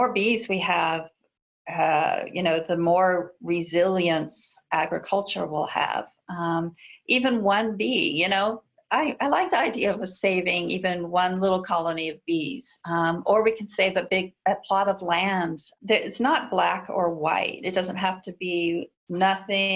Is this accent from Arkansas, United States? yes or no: no; Texas, United States; also born or lived in Virginia; now in Washington, D.C., United States; I'm from Texas, so I say folks a lot.